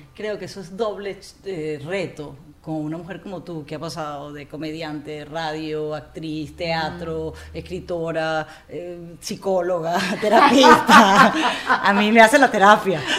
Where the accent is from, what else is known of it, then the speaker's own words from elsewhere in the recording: Amazonas, Venezuela; now in United States; yo crecí en el Amazonas